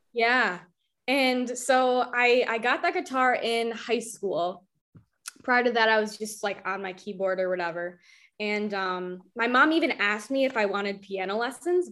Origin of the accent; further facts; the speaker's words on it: Albany, New York, United States; moved away as an adult; also born or lived in Rochester; I'm from Albany, like Albany